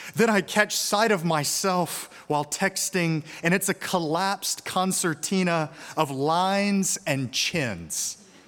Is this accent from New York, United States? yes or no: no; Birmingham, Alabama, United States; moved away; my hometown of Birmingham, Alabama